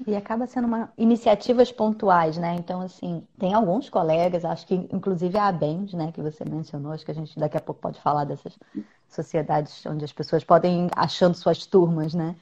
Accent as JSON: {"language": "Portuguese", "region": "Rio de Janeiro", "country": "Brazil", "said": "eu sou do Rio de Janeiro"}